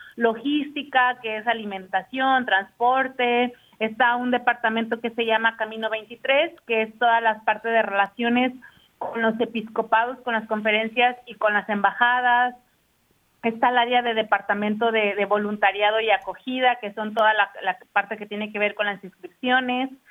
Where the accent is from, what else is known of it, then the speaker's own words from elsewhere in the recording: Guadalajara, Jalisco, Mexico; yo soy de Guadalajara, entonces en Guadalajara, ¿no? O, en México